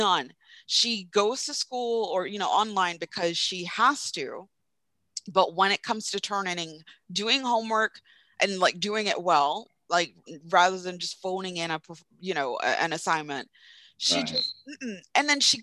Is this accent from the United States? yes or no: no; Jamaica; growing up in Jamaica